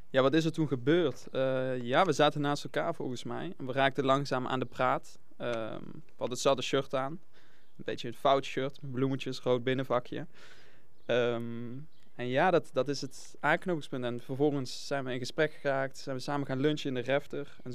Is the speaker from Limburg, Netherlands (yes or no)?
yes; Venray, Limburg, Netherlands; vrienden uit Nijmegen, maar ook nog mijn vrienden uit Venraai.